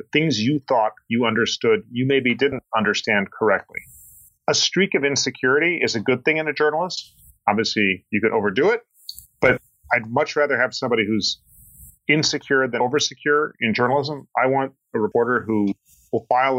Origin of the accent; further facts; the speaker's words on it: Boulder, Colorado, United States; I grew up in Boulder, Colorado